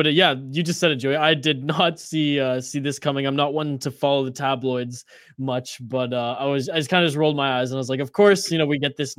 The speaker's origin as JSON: {"language": "English", "country": "Canada", "said": "I'm the Canadian"}